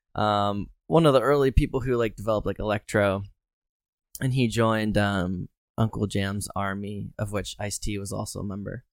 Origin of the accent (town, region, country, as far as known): Harrisburg, Pennsylvania, United States; born or raised there